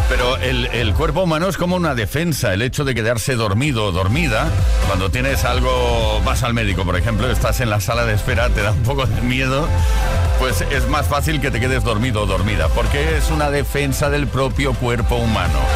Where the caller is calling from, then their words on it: Zaragoza, Aragon, Spain; Soy … de Zaragoza. Yo el lugar más raro en el que me quedé dormido fue en un bafle. Era una, discoteca aquí en Zaragoza